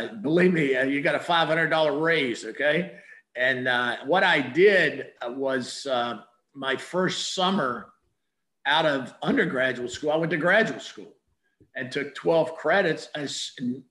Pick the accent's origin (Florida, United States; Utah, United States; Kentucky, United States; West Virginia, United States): West Virginia, United States; I grew up in West Virginia as a kid in the 50s and 60s